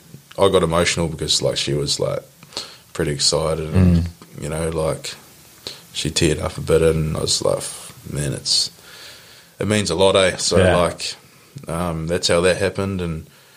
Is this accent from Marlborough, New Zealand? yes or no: no; Taranaki, New Zealand; also born or lived in Durban, South Africa / Hawke's Bay; my province, my hometown